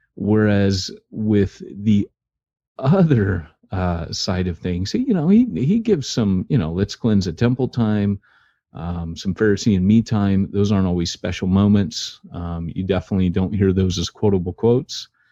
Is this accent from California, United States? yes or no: yes; Orange County, California, United States; I was raised in Orange County, California